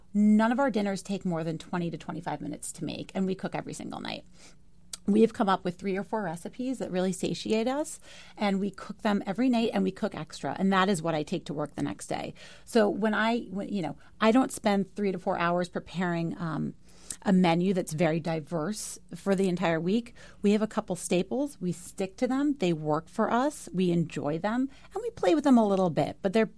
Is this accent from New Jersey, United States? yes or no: no; New York City, New York, United States; I am a New Yorker.